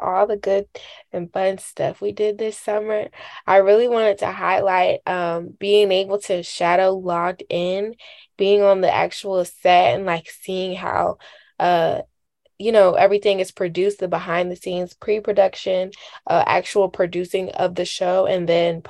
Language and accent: English; Charlotte, North Carolina, United States; moved away as an adult; my hometown in Charlotte, North Carolina